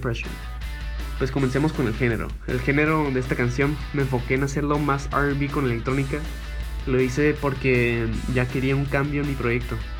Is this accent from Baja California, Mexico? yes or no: yes; Tijuana, Baja California, Mexico; compositor de Tijuana